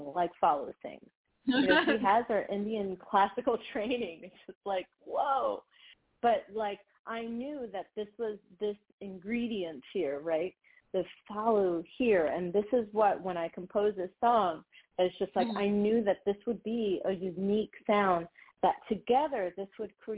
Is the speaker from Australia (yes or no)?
no; Dominican Republic; moved away; also born or lived in United States; I got to live and, you know, grow up in DR. So while I was born in the United States